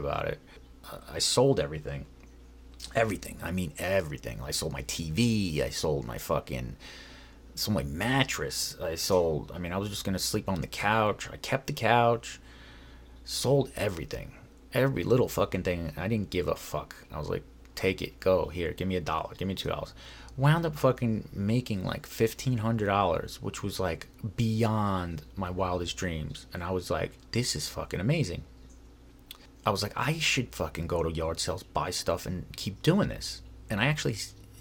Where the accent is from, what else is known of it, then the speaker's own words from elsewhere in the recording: New York, United States; now in Los Angeles, United States; I'm from New York